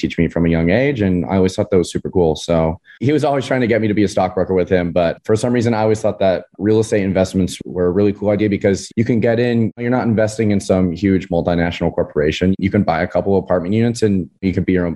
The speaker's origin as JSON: {"language": "English", "town": "San Clemente", "region": "California", "country": "United States", "tie": "born or raised there", "said": "I grew up in Southern California, in a little beach town called San Clemente."}